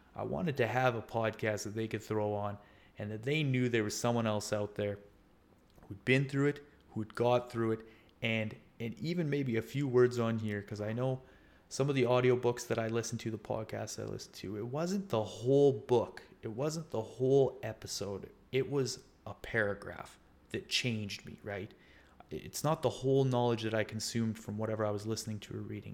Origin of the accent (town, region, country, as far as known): Canada; also born or lived in Scotland